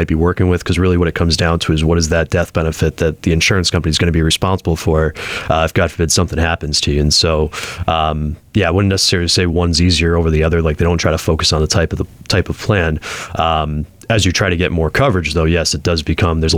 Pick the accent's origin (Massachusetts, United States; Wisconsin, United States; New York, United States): Massachusetts, United States; Springfield; Born and raised in Springfield, Mass